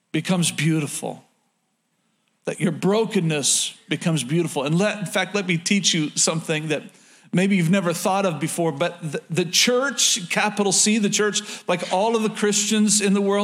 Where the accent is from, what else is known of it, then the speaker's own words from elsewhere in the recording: Oklahoma, United States; moved away as an adult; born and raised in Oklahoma